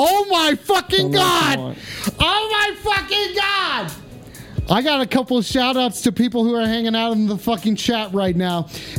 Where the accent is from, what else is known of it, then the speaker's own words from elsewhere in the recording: Philadelphia, Pennsylvania, United States; No, I'm not a ghoul. Just because I'm from Philadelphia doesn't mean that I'm a ghoul.